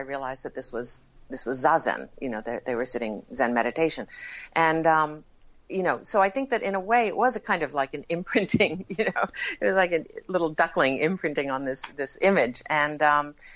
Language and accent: English; New Haven, Connecticut, United States; I was born in New Haven, Connecticut